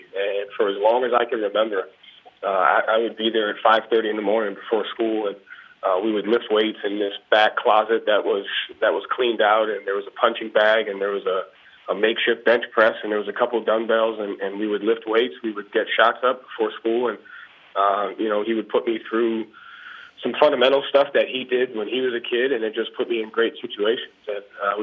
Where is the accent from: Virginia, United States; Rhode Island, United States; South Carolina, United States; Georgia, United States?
Rhode Island, United States; Johnston; I grew up in a basketball town. I grew up in a basketball family. So, you know, I'm from Johnston, Rhode Island.